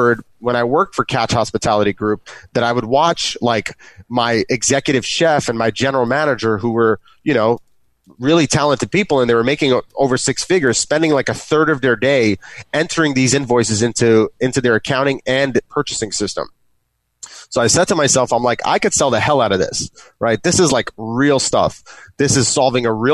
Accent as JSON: {"language": "English", "town": "New York City", "region": "New York", "country": "United States", "said": "I'm from New York City"}